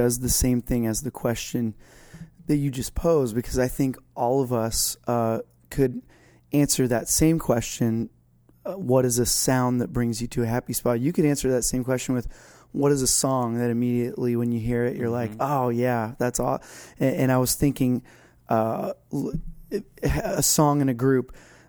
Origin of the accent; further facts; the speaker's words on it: Florida, United States; Yeah, I grew up in Florida, not far from the ocean.